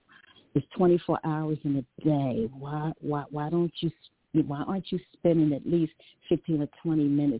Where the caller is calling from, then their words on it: Dover, Delaware, United States; I'm calling from Dover, Delaware.